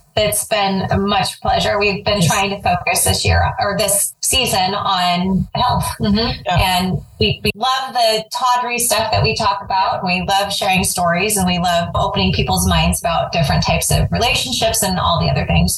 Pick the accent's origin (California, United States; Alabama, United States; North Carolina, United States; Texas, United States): California, United States; I was from California